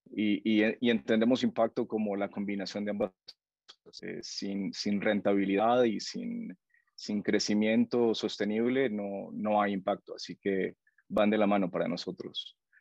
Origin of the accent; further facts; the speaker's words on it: Honduras; moved away as an adult; now in Guatemala; yo soy hondureño y estoy viviendo en tu, en tu país